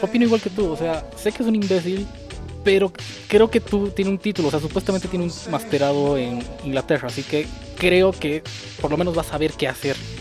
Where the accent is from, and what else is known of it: Bolivia